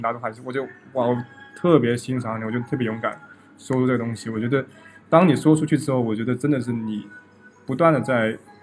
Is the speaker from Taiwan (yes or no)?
no; Guangdong, China; moved away as an adult; now in Russia; 我刚来这边的时候，他们老，他问我，哎，你哪里人？我说广东人